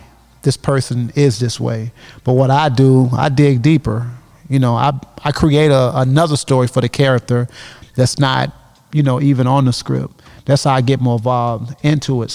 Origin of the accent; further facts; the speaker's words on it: Aurora, Illinois, United States; I'm from Aurora